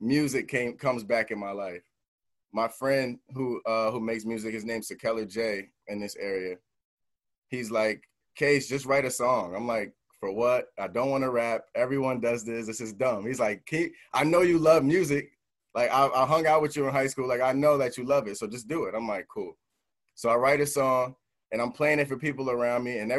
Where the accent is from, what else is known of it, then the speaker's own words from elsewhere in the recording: New Jersey, United States; I'm an artist from New Jersey